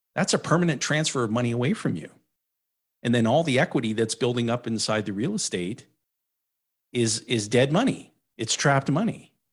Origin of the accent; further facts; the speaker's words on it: Timmins, Ontario, Canada; moved away; I was born and raised in Timmins, Ontario